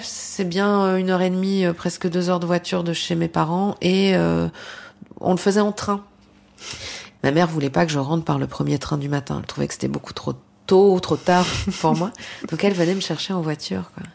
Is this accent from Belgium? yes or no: yes; Belgium; dans ce petit village, le cinéma, il était loin